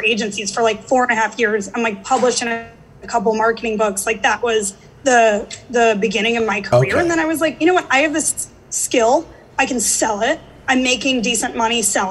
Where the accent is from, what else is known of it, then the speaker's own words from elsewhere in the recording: St. Louis, Missouri, United States; moved away as an adult; also born or lived in Atlanta; now in New York, United States; I grew up in St. Louis